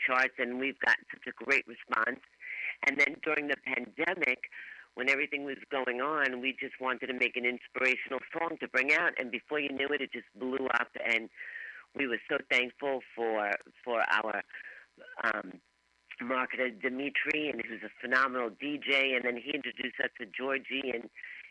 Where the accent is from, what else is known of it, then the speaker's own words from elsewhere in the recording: New York City, New York, United States; Born and raised in Brooklyn